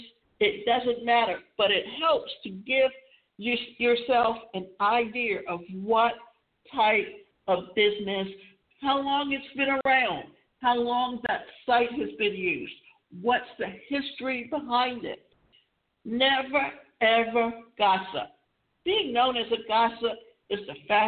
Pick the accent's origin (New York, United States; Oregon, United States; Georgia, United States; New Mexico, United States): Georgia, United States; Savannah; I grew up in Savannah